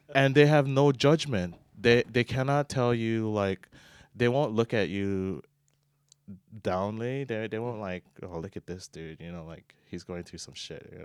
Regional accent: Oahu, Hawaii, United States; moved away as an adult; born and raised in Hawaii, Oahu, you know, with the Aloha spirit

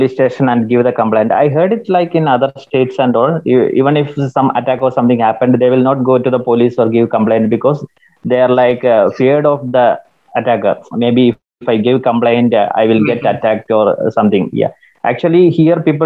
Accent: Kannur, Kerala, India; I'm basically from Kannur

